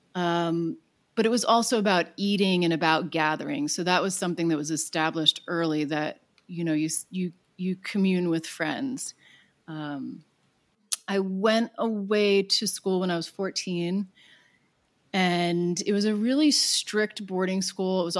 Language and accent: English; Long Island, New York, United States; now in Los Angeles, United States; I grew up on Long Island